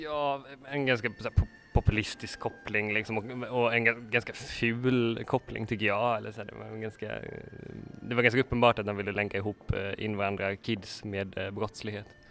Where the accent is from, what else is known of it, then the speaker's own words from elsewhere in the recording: Lerum, Västra Götaland, Sweden; also born or lived in Gothenburg; när jag var liten och bodde i Lerum